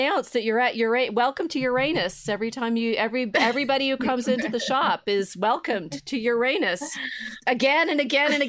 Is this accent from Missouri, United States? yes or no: yes; St. Louis, Missouri, United States; I was born in St. Louis